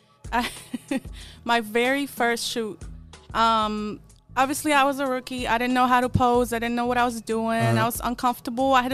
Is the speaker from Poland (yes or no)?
yes; Poland; English is a second language; moved away as an adult; now in United States; I'm from Poland